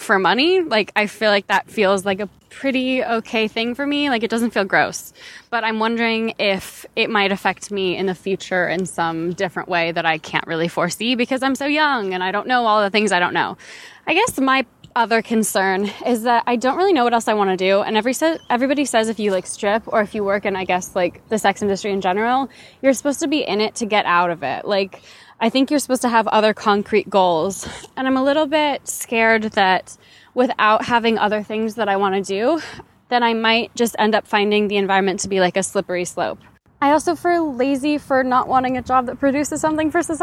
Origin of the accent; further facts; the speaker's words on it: West Coast, United States; now in Australia; I'm 20 years old, living in Australia, but I'm from the West Coast